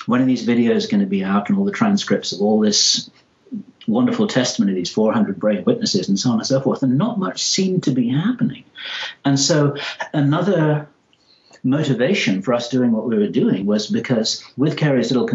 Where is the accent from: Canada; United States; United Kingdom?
United Kingdom; England; accent: English; my English accent